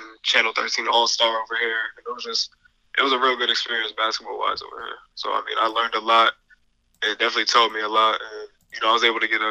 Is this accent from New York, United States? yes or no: yes; Albany, New York, United States; also born or lived in Guilderland, New York; I grew up in Albany and then moved to Gilderland like later on, and then attended a Gilderland High School